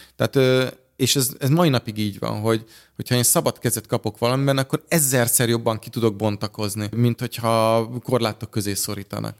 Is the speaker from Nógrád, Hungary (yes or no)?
no; Budapest, Hungary; az Andrási úton, a Kodály házban, a Kodály köröndön nőttem fel